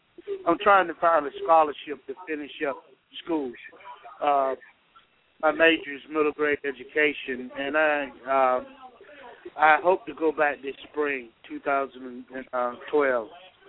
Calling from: Georgia, United States

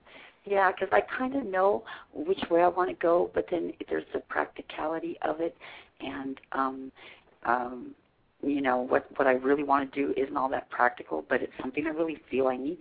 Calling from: California, United States; I'm calling from California tonight

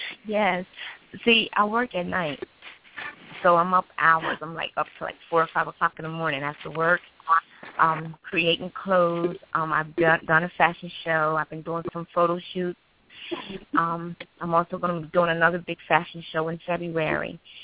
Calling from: Wilmington, Delaware, United States; Wilmington, Delaware.

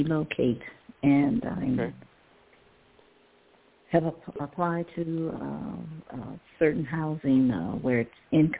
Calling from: Ohio, United States; I'm calling from Ohio.

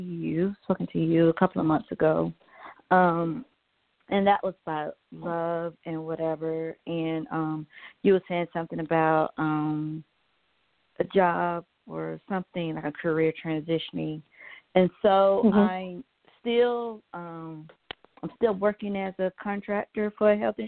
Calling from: Georgia, United States; Hi, this is … from Georgia.

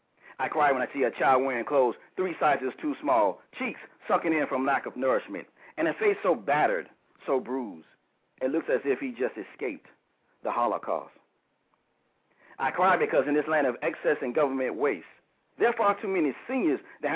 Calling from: Huntersville, North Carolina, United States; Calling from Huntersville, North Carolina.

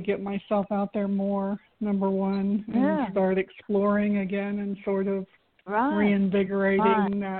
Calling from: Florida, United States; from Florida.

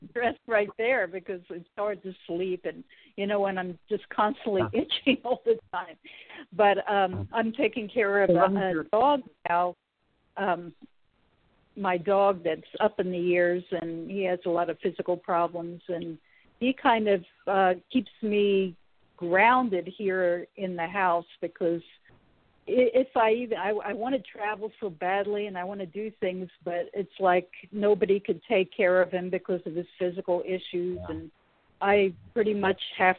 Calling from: California, United States; from California.

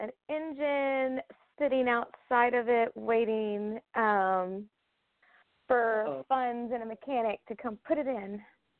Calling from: Kentucky, United States; I'm actually in Kentucky right now.

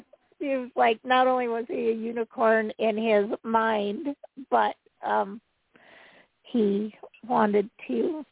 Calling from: Utah, United States

